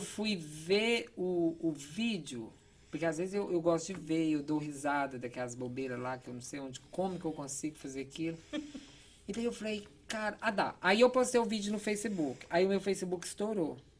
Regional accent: interior of Goiás, Brazil; also born or lived in Philadelphia / Virginia; now in Boston, United States; Eu sou de uma cidade de. Eu acredito que hoje tem uns 12 mil habitantes, uma cidade bem pequena do interior de Goiás

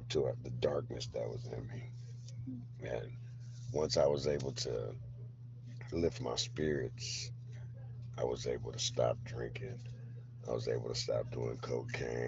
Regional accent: Berkeley, California, United States; moved away as an adult; also born or lived in Puerto Rico; now in Sacramento, United States; I was raised in Berkeley, California.

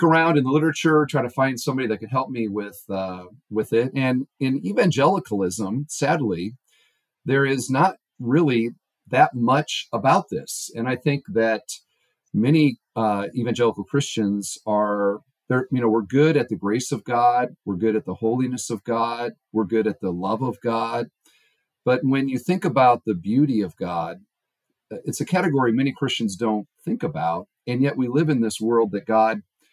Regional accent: Iowa, United States; also born or lived in Indianapolis; now in Indiana, United States; I grew up in Iowa, son of an engineer for John Deere.

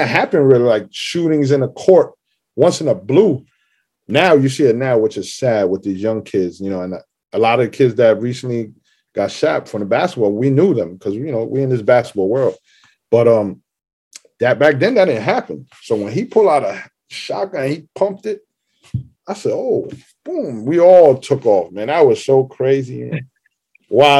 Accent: New York City, New York, United States; I grew up in Parkchester right here. I was there 24 years

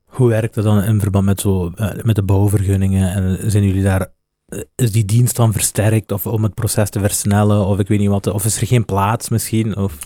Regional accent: Flanders, Belgium; ik ben van, ik ben van, van Vlaanderen en België

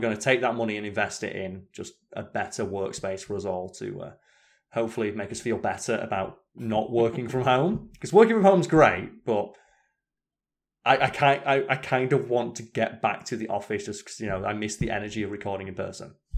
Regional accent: United Kingdom; I'm British

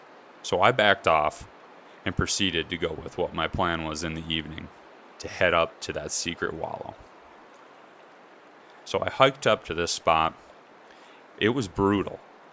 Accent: Midwest, United States; moved away as an adult; now in Utah, United States; Growing up in the Midwest

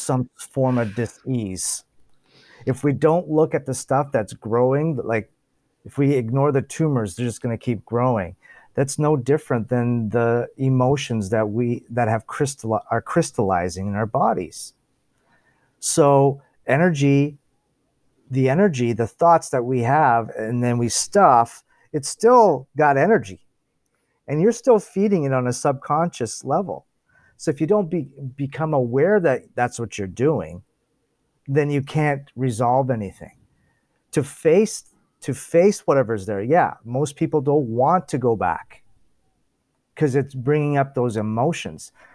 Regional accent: Toronto, Ontario, Canada; I was born here in Toronto, Ontario

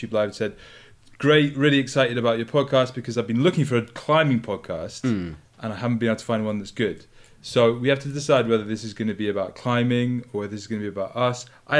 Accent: Scotland, United Kingdom; moved away as an adult; I grew up in Scotland. So we like skied since I was like the age of like 8 or 9 or something like that.

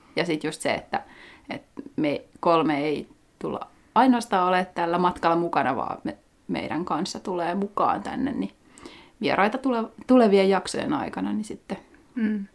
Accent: Lahti, Päijät-Häme, Finland; moved away as an adult; also born or lived in Vienna, Austria / Birmingham, United Kingdom; nyt sitten paluumuuttajana takaisin Lahdessa ko- alkuperäisessä kotikaupungissani

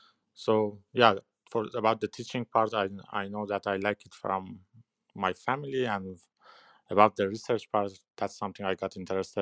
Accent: Iran; moved away; Originally from Iran.

